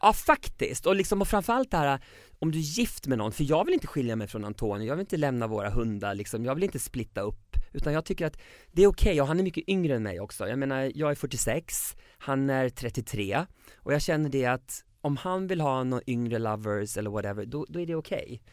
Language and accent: Swedish; Sweden; now in Mexico City, Mexico; jag var hemma i Sverige